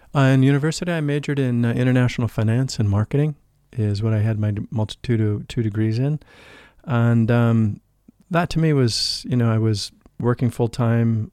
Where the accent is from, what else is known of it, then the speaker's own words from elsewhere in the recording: St. Louis, Missouri, United States; moved away; I grew up in the Midwest of the United States in Saint Louis